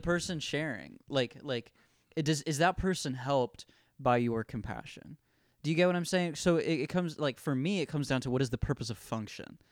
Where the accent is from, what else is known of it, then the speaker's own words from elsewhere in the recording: Ohio, United States; moved away as an adult; in Ohio, it's a, it's, you know, it's a swing state. I, like, you know, there's tons of liberal people, there's tons of conservative people. I grew up in the Christian home school bubble